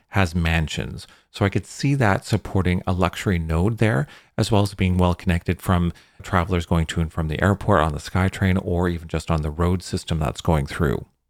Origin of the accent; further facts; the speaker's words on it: British Columbia, Canada; I'm from British Columbia.